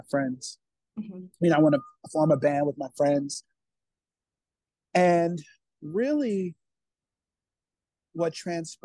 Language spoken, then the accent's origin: English; Buffalo, New York, United States; moved away as an adult; also born or lived in Rochester, New York / Washington, D.C. / Colorado / California; now in New York City, United States; I'm originally from Buffalo, New York.